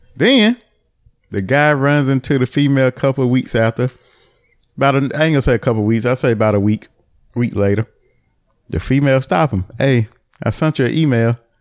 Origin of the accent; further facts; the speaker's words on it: the town next to Albemarle, North Carolina, United States; my hometown. Well, not my hometown, the next town over, Albemarle